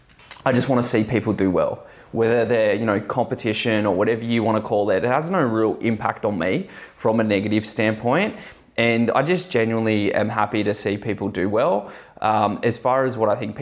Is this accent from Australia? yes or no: yes; Australia; I'm like as Aussie as it gets